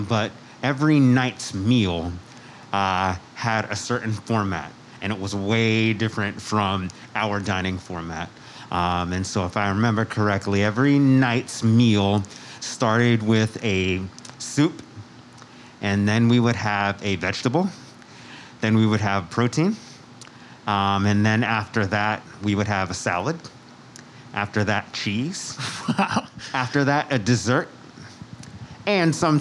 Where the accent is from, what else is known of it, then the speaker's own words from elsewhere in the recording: South Plainfield, New Jersey, United States; Originally, I am from New Jersey.